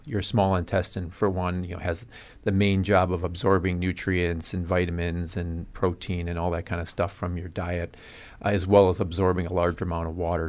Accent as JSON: {"language": "English", "town": "Cudahy", "region": "Wisconsin", "country": "United States", "tie": "born or raised there", "also_born_or_lived": "Omaha, Nebraska / Arizona", "said": "I'm originally from Cudahy"}